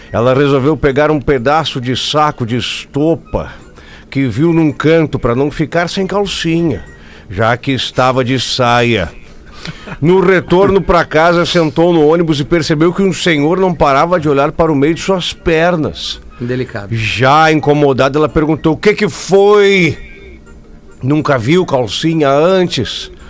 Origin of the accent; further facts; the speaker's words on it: Campinas, São Paulo, Brazil; Sou de Campinas, São Paulo e queria mandar uma piadola para o professor